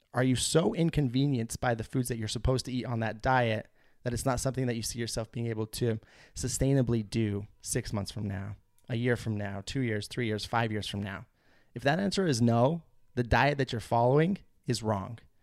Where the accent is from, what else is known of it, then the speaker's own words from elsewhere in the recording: United States; Salt Lake City, which was just a couple hours south of my hometown and on the Idaho-Utah border